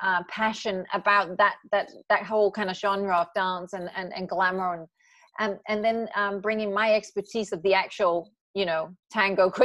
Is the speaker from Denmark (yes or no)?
yes; Aalborg, North Denmark Region, Denmark; moved away as an adult; also born or lived in Copenhagen, Denmark / London, United Kingdom; now in Los Angeles, United States; I grew up in Aalborg, and then I moved to Copenhagen.